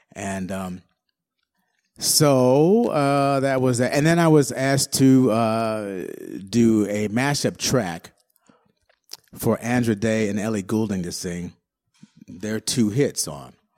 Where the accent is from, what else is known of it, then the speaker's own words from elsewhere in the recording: Detroit, Michigan, United States; I'm from Detroit. And, um, so obviously I grew up with Motown